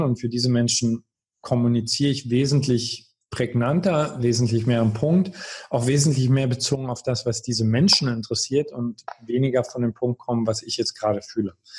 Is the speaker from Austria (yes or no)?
no; Görlitz, Saxony, Germany; also born or lived in Berlin; now in Baden-Baden, Germany; ich komme aus Görlitz.